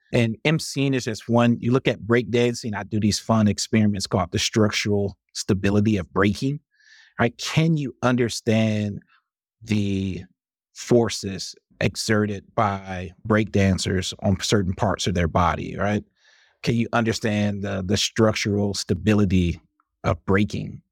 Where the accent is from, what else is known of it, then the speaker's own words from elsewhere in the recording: Highland Park, Michigan, United States; moved away as an adult; also born or lived in Detroit / Madison, Wisconsin; I grew up in Michigan in a city called Highland Park